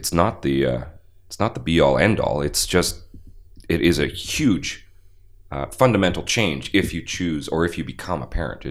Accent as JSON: {"language": "English", "town": "Winnipeg", "region": "Manitoba", "country": "Canada", "tie": "born or raised there", "also_born_or_lived": "Bashaw, Alberta / West Coast", "moved": "yes", "lives_now": "Calgary, Canada", "said": "I was in Winnipeg by the time I was 3"}